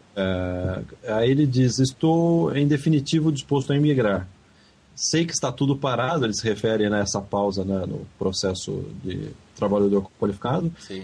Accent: Brazil; moved away as an adult; now in Canada; quando era criança no Brasil

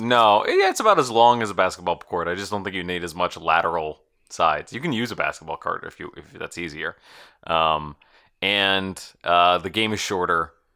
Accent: United States; I'm an American person

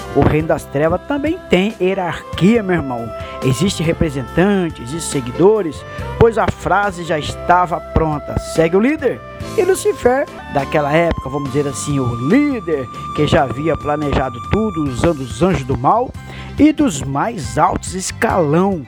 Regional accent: Brazil

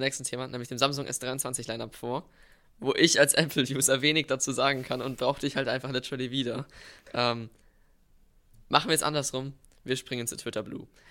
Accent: Bavaria, Germany; wir haben bei uns in Bayern

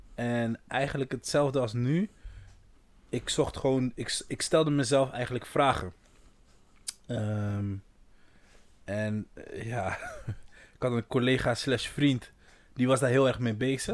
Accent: Brazil; now in Netherlands; Ik ben echt Braziliaan. Ook al woon ik hier zo lang. Ik ben Braziliaan.

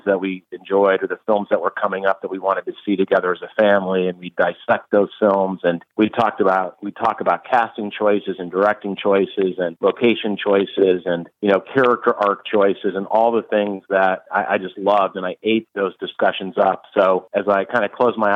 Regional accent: central New York State, United States; also born or lived in Cincinnati, Ohio; I grew up in New York State. I grew up in the central part of the state

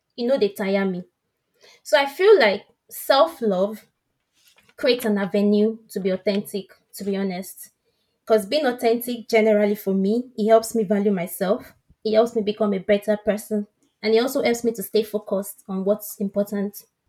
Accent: Nigeria; accent: West African; moved away; he could tell I'm from West Africa based on my accent. I said, yeah. I cannot even stop being Nigerian.

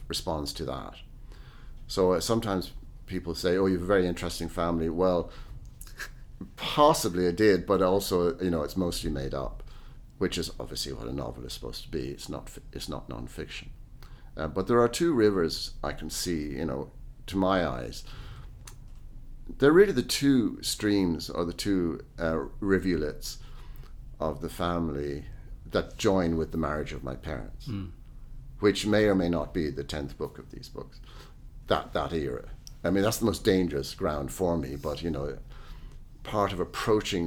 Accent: Ireland; also born or lived in London; myself as an Irish person in Ireland

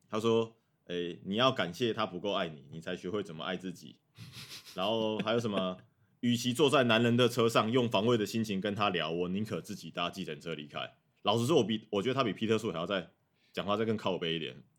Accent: Zhongli, Taoyuan, Taiwan; 我确实是桃园人啊，但是如果你真的要讲的话，那我就是桃园里面的中立，中立人

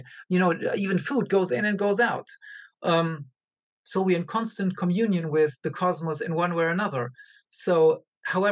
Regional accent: Angola; moved away; also born or lived in Germany / United States; I was born in Africa and I lived in Africa for a long time

